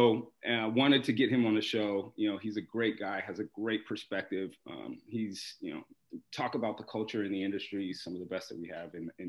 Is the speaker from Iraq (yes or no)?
no; Portland, Oregon, United States; my first job coming out of school was starting a school in the neighborhood I grew up with in Portland